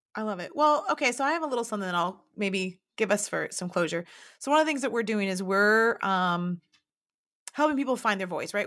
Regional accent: Dayton, Ohio, United States; also born or lived in Marion, Ohio / Painesville, Ohio / Cincinnati, Ohio; now in Loveland, United States; I grew up in Dayton, Ohio, and moved to Marion, Ohio.

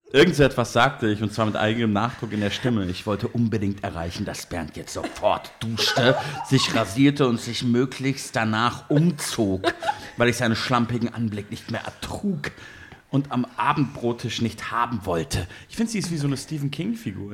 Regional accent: Munich, Bavaria, Germany; ich komme ja nicht aus Berlin, ich bin ja Münchner

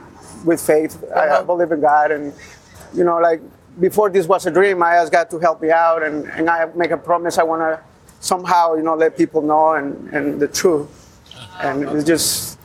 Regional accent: Guatemala; moved away; I'm from Guatemala.

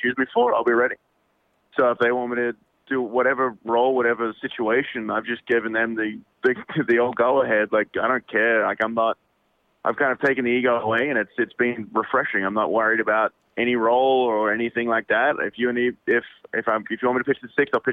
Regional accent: Australia; moved away; I'm Australian

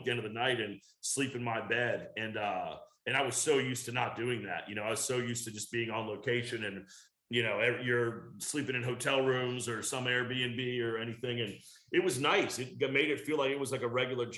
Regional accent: Virginia, United States; moved away; growing up in Virginia

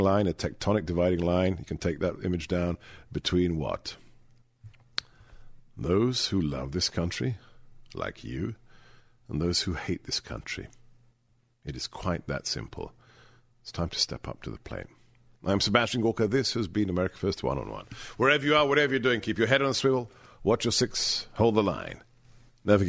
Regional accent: England, United Kingdom; When I was a child growing up in England

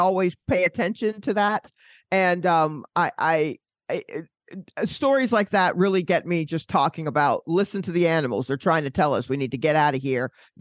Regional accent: Atlanta, Georgia, United States; moved away; I'm from Atlanta, and when I go back

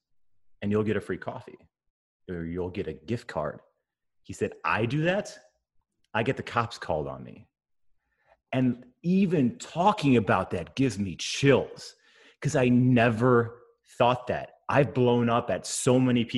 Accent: Wisconsin, United States; a white boy growing up in Wisconsin

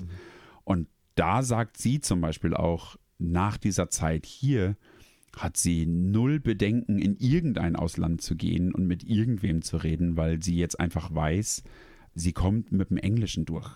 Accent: Germany; moved away as an adult; now in Sweden

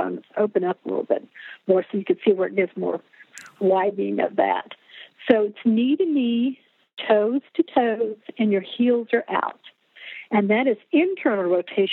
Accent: Oklahoma, United States; I'm from Oklahoma

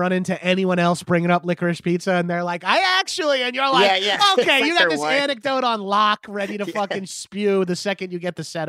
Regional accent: Atlanta, Georgia, United States; Like, he's from Houston. I'm from Atlanta, so I hate him.

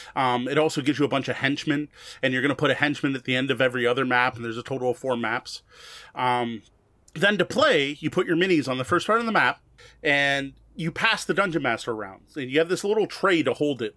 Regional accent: Canada; I'm Canadian

